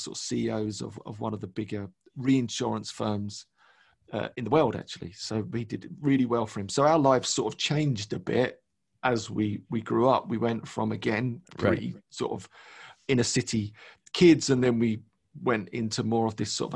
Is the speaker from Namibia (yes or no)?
no; London, United Kingdom; born and raised in London, East London